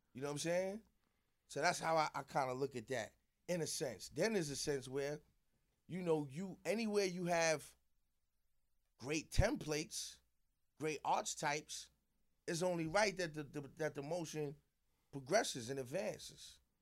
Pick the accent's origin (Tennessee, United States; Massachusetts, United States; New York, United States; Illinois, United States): New York, United States; New York City; also born or lived in South Jamaica, Queens; I moved to Queensbridge when I was about five, six years old